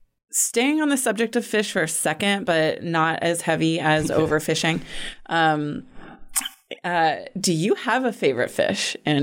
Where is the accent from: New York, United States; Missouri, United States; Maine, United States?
Maine, United States; I grew up in Maine, and I feel like my experience of swimming there